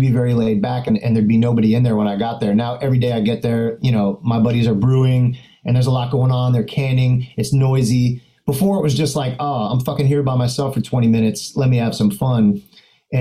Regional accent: Fort Lauderdale, Florida, United States; also born or lived in Orlando, Florida / Montreal, Canada / Berlin, Germany; born and raised in South Florida.

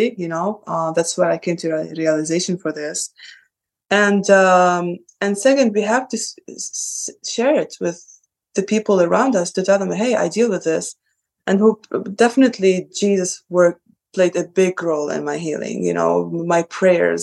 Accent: Sidon, South Governorate, Lebanon; now in United States; I'm from the south of Lebanon. I am from the south. I'm from Sidon.

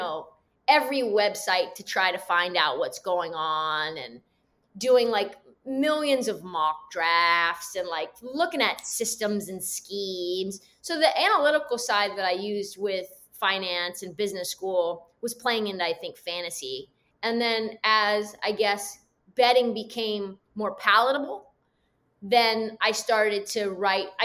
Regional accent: West Coast, United States; I'm from the West Coast

